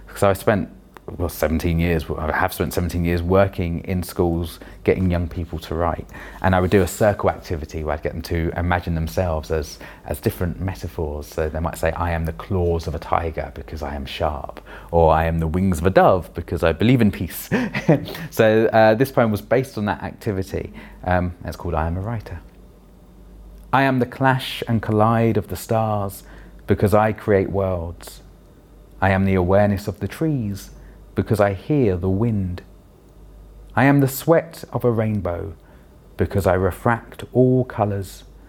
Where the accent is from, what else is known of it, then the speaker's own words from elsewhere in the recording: London, United Kingdom; also born or lived in Wandsworth, London; I grew up in Roehampton in London, the last village in London apparently